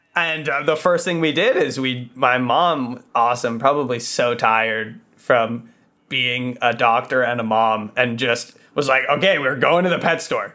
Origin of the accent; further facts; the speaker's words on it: Los Angeles, California, United States; also born or lived in San Diego; I was born here